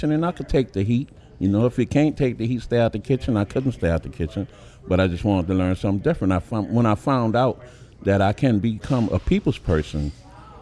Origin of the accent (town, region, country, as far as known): New Orleans, Louisiana, United States; born or raised there